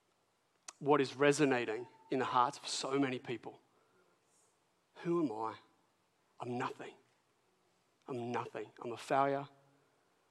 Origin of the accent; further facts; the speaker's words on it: Port Macquarie, New South Wales, Australia; I grew up in Port Macquarie.